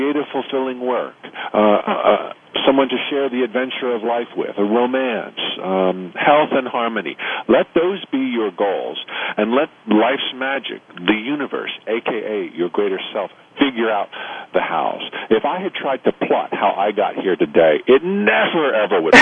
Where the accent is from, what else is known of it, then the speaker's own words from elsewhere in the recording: Orlando, Florida, United States; Orlando, Florida, my hometown